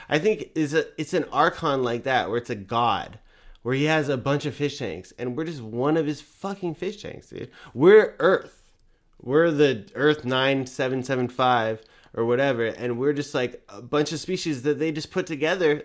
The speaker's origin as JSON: {"language": "English", "country": "United States", "said": "I'm an American"}